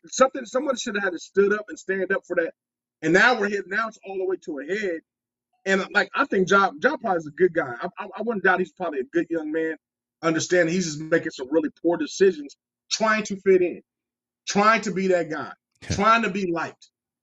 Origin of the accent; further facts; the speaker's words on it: Los Angeles, California, United States; I'm actually from California. And I was born in Los Angeles. My high school years and junior high, I was raised in L.A.